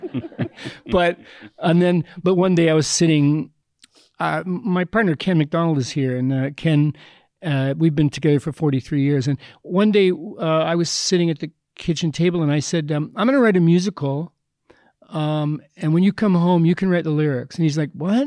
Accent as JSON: {"language": "English", "town": "Edmonton", "region": "Alberta", "country": "Canada", "tie": "born or raised there", "said": "I grew up in Edmonton"}